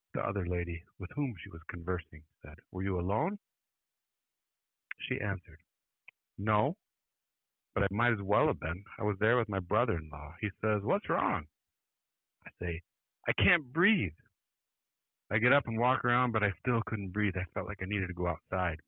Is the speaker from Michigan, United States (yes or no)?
yes; Mancelona, Michigan, United States; moved away; I would go up to my hometown in Mancelona